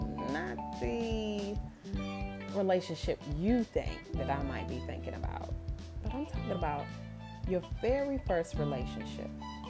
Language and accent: English; New Zealand; I'm Kiwi.